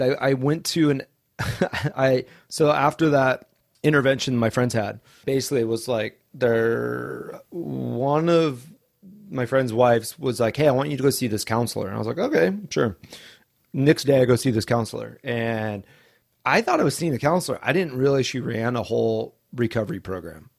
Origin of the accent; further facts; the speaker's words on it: Coeur d'Alene, Idaho, United States; moved away as an adult; also born or lived in Southern California; now in Maui, United States; I grew up in Coeur d'Alene, Idaho.